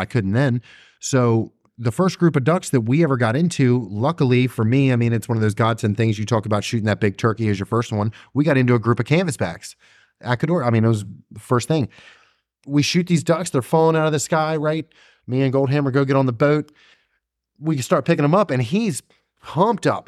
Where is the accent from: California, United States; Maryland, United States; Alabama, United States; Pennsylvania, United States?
Maryland, United States; I'm from Maryland